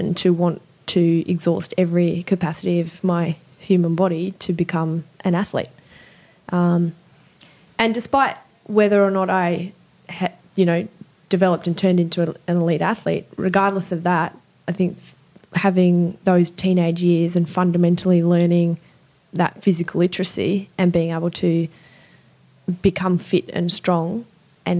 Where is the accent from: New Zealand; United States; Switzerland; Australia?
Australia; Sydney, New South Wales; born or raised there; also born or lived in Southern Highlands / Europe / Adelaide